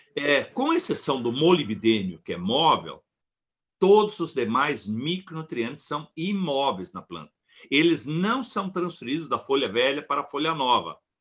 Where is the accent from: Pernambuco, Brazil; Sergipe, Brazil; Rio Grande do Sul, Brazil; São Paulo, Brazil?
Rio Grande do Sul, Brazil; Ibirubá; Nós somos de Ibirubá